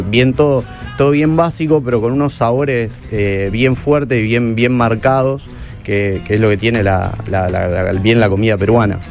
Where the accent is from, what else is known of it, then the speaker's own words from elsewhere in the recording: Argentina; Nosotros como argentinos